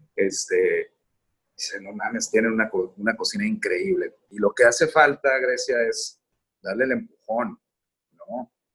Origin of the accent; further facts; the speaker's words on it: Sinaloa, Mexico; soy sinaloense